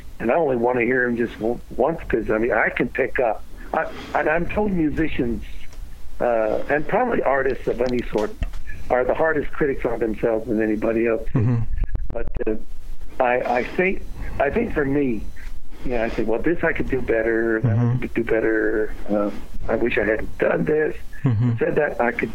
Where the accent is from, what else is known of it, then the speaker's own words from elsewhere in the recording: Washington, D.C. area, Maryland, United States; also born or lived in New York City / Alexandria, Virginia; I grew up in the Washington, D.C. area, first in Alexandria, Virginia, and then Hyattsville and College Park, Maryland